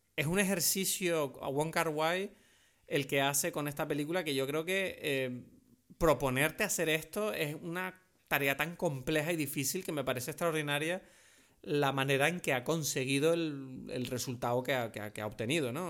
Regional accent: France; now in Canary Islands, Spain; soy un francés ah, canario adoptado

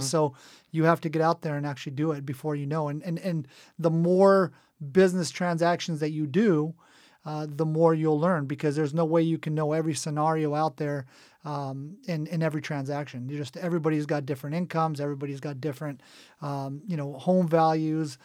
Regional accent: Cerritos, California, United States; also born or lived in Israel / Dana Point; We actually moved, uh, to Cerritos, and that's where I grew up. I went through, uh, third grade all the way through high school

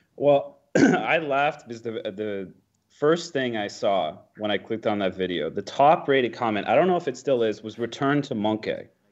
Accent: United States; as an American

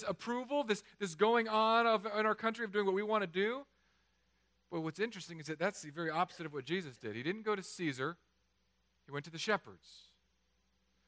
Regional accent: California, United States; I'm from California

